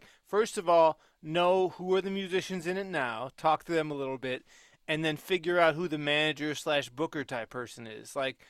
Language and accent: English; Chicago, Illinois, United States; I'm a Chicagoan. What can you expect?